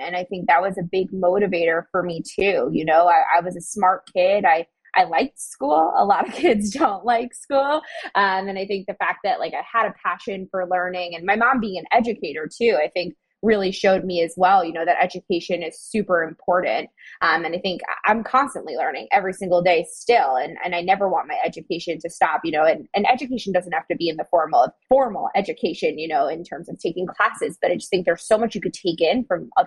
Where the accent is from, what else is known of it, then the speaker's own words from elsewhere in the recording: suburbs outside of New York City, United States; now in New York City, United States; I'm born and raised in New York. I grew up in the suburbs outside of New York